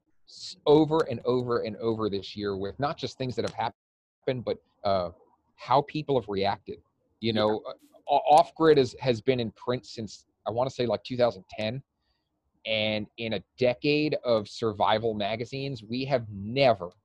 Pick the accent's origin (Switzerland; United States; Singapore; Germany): United States; New York City, New York; moved away as an adult; now in Arizona, United States; I was actually born and raised in New York City. Like I said, lived there until I graduated college.